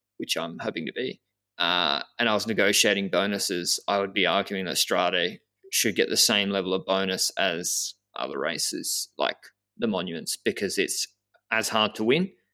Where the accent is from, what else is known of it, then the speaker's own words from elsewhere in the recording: Australia; I'm a from Australia